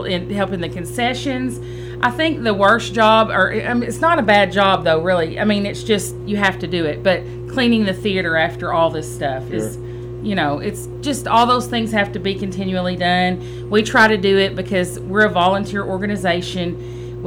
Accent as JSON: {"language": "English", "region": "Arkansas", "country": "United States", "said": "I'm from Arkansas"}